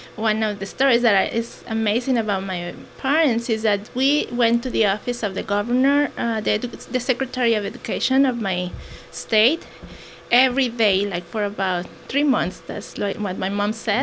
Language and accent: English; Toluca, State of Mexico, Mexico; first language Mexican Sign Language; English is a second language; now in Hammonton, United States; I was born in Toluca, Me- uh, Mexico.